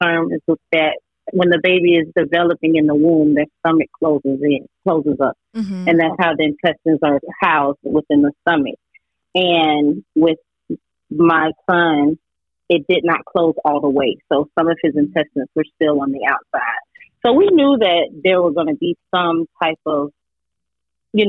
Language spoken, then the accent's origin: English; Delray Beach, Florida, United States; I grew up in a small town called Delray Beach. It's in Palm Beach County, southern Palm Beach County